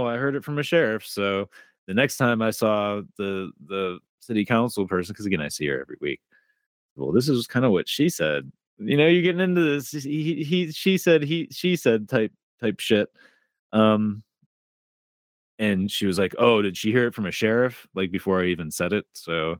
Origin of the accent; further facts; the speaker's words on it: Dearborn, Michigan, United States; So I grew up right in Southeast Michigan. So Dearborn, Michigan.